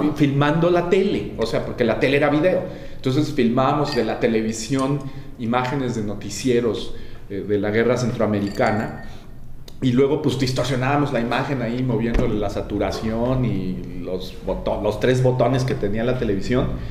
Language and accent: Spanish; Mexico; moved away; also born or lived in Los Angeles; éramos la primera generación de chicanos nacidos en México